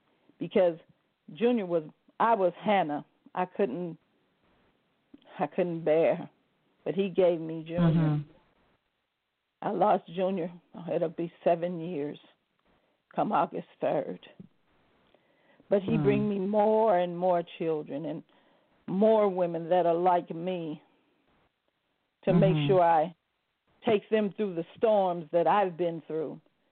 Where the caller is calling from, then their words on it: Arizona, United States; moved away as an adult; also born or lived in California; I'm calling from Arizona. And just as she said, I had came from California to Arizona, me and my son.